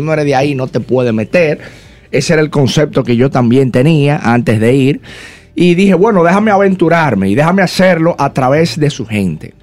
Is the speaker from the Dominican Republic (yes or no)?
yes; Dominican Republic; hay tantos barrios en mi país que tienen potencial